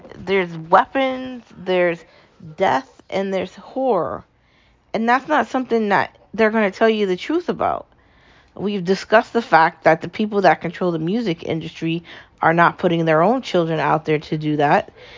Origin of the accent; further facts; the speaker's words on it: United States; I'm an American